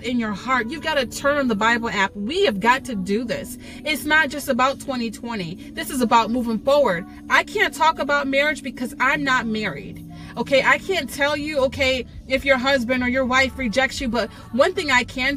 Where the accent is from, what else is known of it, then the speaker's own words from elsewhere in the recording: New York, United States; maybe you can hear my accent. I don't want to say I'm from New York